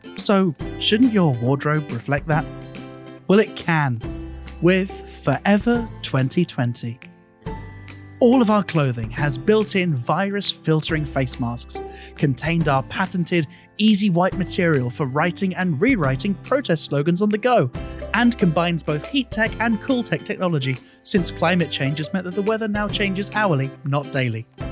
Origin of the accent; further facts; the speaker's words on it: Bristol, South West England, United Kingdom; now in Japan; my hometown of Bristol in the U K